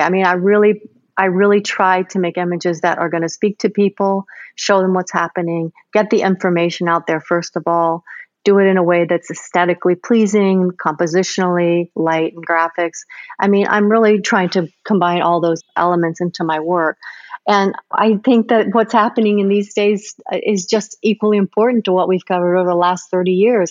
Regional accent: United States; being an American photojournalist

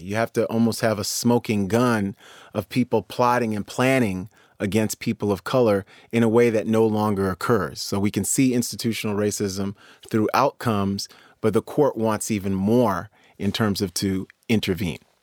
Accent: New York City, New York, United States; I grew up in New York City

